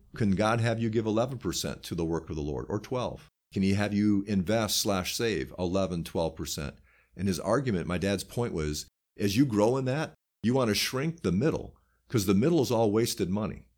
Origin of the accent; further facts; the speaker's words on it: United States; I'm an American